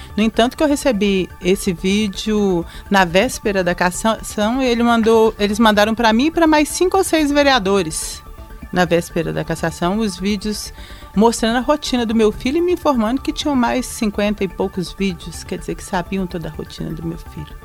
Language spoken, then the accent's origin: Portuguese; Belo Horizonte, Minas Gerais, Brazil; also born or lived in São Sebastião do Maranhão, Minas Gerais; nasci numa cidade chamada São Sebastião do Maranhão, perto de Santa Maria do Suaçuí. Mas a minha família veio para cá comigo comigo, eu tinha dois anos de idade, morei a minha infância na Vila Semic, na região do Barreiro